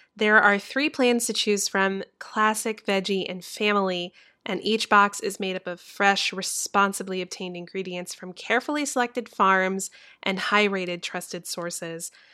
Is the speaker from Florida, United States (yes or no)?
yes; Orlando, Florida, United States; I was born in Orlando, Florida